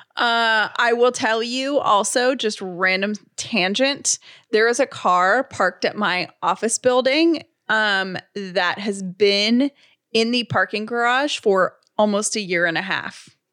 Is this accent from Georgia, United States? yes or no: yes; Atlanta, Georgia, United States; now in Sandy Springs, United States; I grew up in the city of Atlanta